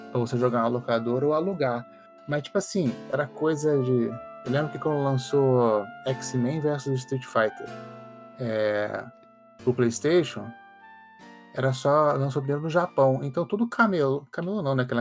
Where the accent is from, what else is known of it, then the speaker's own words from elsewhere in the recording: Niterói, Rio de Janeiro, Brazil; also born or lived in Macaé; sou de Niterói, mas minha família também é de Macaé, uma cidade perto.